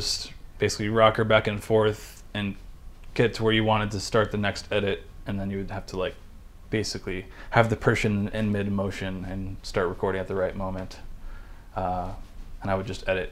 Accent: West Chester, Ohio, United States; I grew up in the Cincinnati area

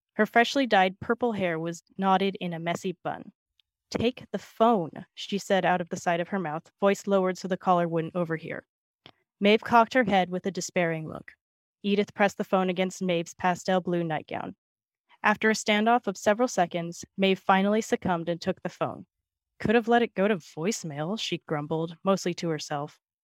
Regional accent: Bay Area, California, United States; moved away as an adult; now in Minneapolis, United States; I live in Minneapolis, but I grew up in the Bay Area in California

